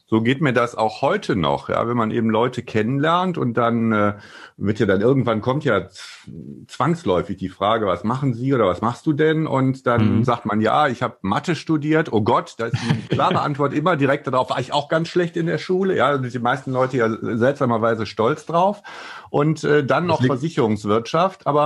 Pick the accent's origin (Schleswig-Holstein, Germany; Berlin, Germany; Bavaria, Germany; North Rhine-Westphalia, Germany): North Rhine-Westphalia, Germany; Wuppertal; also born or lived in Wiesbaden; ich bin ja gebürtiger Rheinländer aus Wuppertal und bin dann äh, nach Wiesbaden gezogen